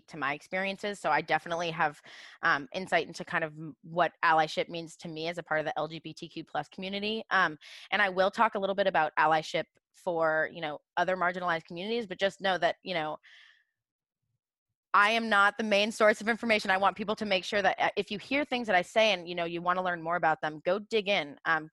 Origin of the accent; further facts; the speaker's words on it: Portsmouth, New Hampshire, United States; I'm from Portsmouth, New Hampshire